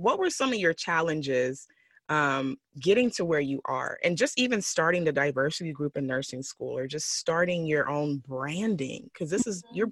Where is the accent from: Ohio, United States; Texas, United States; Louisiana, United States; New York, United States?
Texas, United States; moved away as an adult; now in California, United States; I'm from Texas. So living out here in California these last uh, year or two